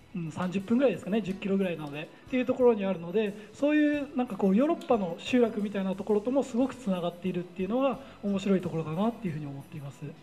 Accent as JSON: {"language": "Japanese", "town": "Koganei", "region": "Tokyo", "country": "Japan", "tie": "born or raised there", "also_born_or_lived": "Meguro, Tokyo", "moved": "as an adult", "lives_now": "Utsunomiya, Japan", "said": "2歳の頃に多摩の方に引っ越して武蔵小金井で、えー、高校生までずっと過ごしました"}